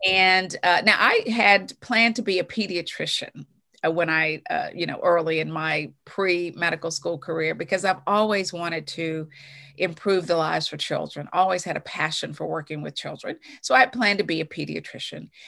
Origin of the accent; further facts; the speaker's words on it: Bluefield, West Virginia, United States; moved away; growing up in West Virginia, I'm an only child. My mother was an educator. Uh, my father worked on the railroad, but we had a huge extended family there in Bluefield